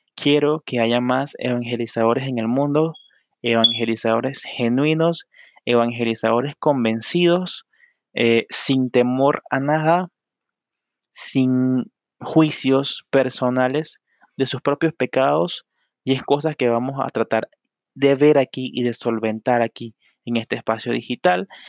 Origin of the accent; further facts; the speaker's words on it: Panama; soy de Panamá